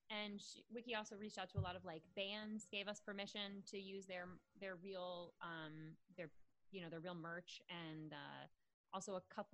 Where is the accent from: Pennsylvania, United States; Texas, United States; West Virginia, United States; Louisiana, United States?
West Virginia, United States; I'm from West Virginia